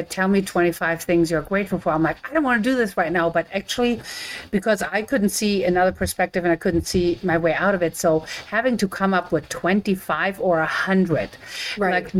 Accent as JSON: {"language": "English", "country": "Germany", "moved": "yes", "lives_now": "United States", "said": "I'm from Germany"}